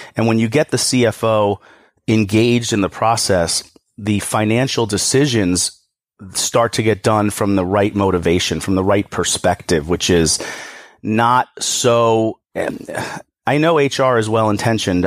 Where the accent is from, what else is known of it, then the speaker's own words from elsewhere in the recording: New York, United States; I'm from New York.